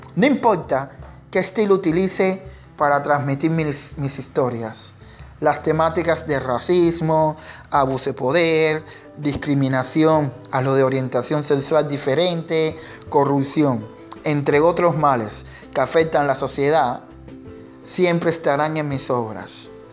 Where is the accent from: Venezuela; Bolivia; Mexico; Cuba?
Cuba; mi identidad como artista, como negro y como cubano